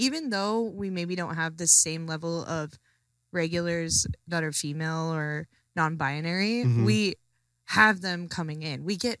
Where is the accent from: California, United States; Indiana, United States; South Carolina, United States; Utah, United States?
Utah, United States; I am from Utah.